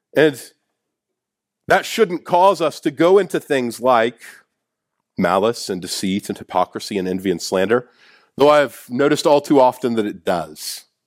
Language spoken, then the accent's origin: English; Kansas City, United States; I'm from Kansas City